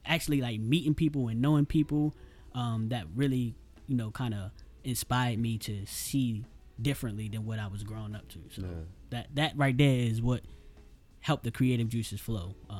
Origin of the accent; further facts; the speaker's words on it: Baltimore, Maryland, United States; East Baltimore, I grew up